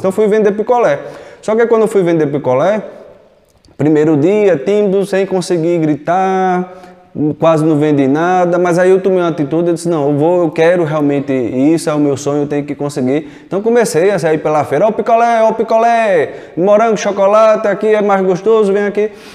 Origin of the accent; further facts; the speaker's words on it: Recife, Pernambuco, Brazil; eu nasci em Recife, desde pequeno, seis anos de idade, já trabalhei em vários locais, desde os seis anos de idade, trabalhando na rua